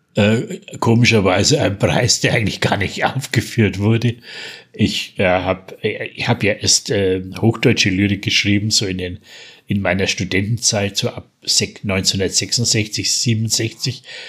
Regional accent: Franconia, Bavaria, Germany; accent: Franconian (East Franconian); also Berlin dialect; ich bin ja eigentlich zweisprachig aufgewachsen. Mein Vater war waschechter Berliner, hat bis oh, zu seinem okay. Tod, bis zu seinem Tod äh, Dialekt, auch den Berliner Dialekt gepflegt. Den habe ich gleich mitgelernt, oh, neben, neben Fränkisch

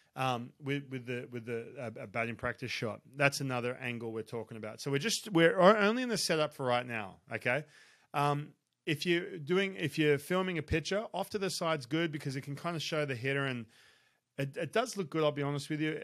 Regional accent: Australia; I grew up in Australia

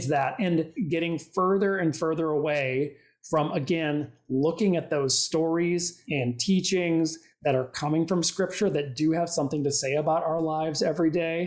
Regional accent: Minnesota, United States; now in New York, United States; I grew up in Minnesota. Live in New York

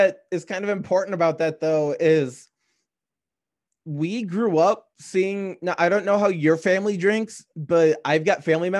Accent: Union Grove area, Wisconsin, United States; we're in the Union Grove area. We're about hour north of the border if you stay west of the eye, but we're like just east, like we're just east of like central.

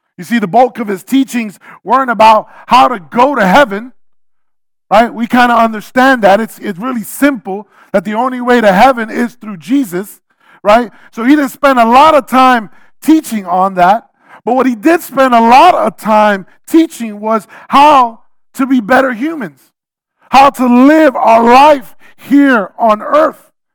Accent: New York City, New York, United States; I'm a New Yorker

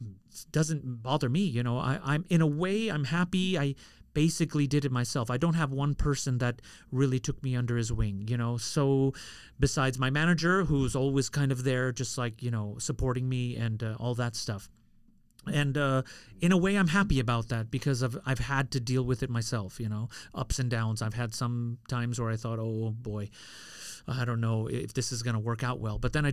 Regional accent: Queens, New York, United States; born there; I was born in Queens, so, you know.

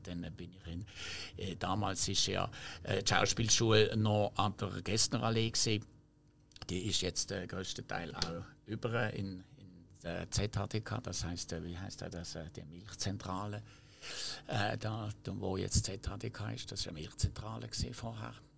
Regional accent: Basel, Basel-Stadt, Switzerland; accent: Baseldeutsch; first language French; German is a second language; Ich bin ja französisch sprechend aufgewachsen in Basel, aber französisch sprechend

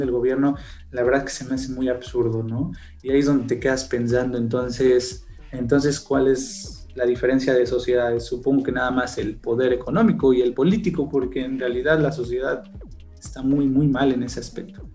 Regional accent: Mexico; nosotros como mexicanos

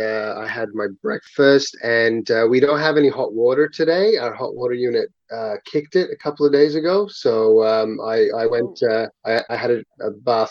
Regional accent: Kuwait; also born or lived in Abu Dhabi, United Arab Emirates; Short answer really is I was born and raised in Kuwait with my brothers, and then we moved to Abu Dhabi for a couple of years

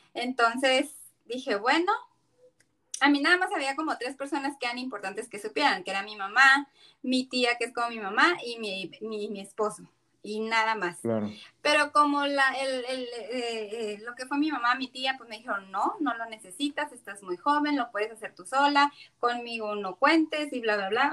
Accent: Tijuana, Baja California, Mexico; soy originaria de, de aquí de Tijuana

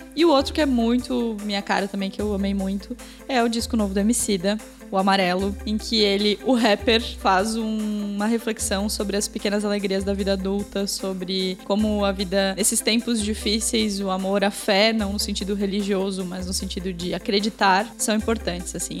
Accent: Blumenau, Santa Catarina, Brazil; Agora a gente é de Blumenau, aqui em Santa Catarina

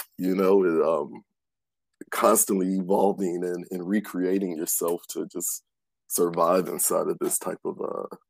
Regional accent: Cleveland, Ohio, United States; also born or lived in Michigan / the Carolinas; now in New York City, United States; raised in Cleveland and spent some time in Michigan, and then spent where we met in about 8 years down in the Carolinas, and now I'm a New Yorker for about the last 11 years.

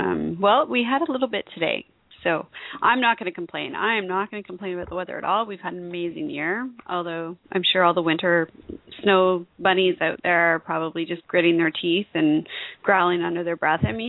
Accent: Canada; I'm Canadian

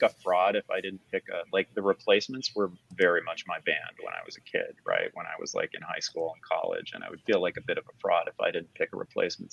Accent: Chicago, Illinois, United States; I grew up in and around the Chicago area in like the 80s in the Michael Jordan era

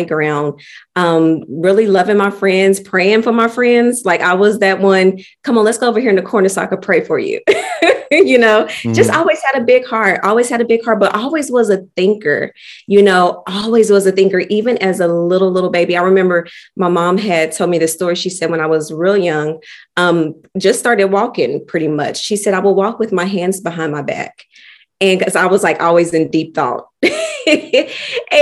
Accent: Oklahoma City, Oklahoma, United States; I'm from Oklahoma City, born and raised. Lived here all my life

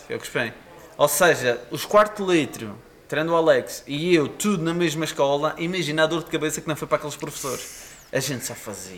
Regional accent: Madeira, Portugal; sou madeirense

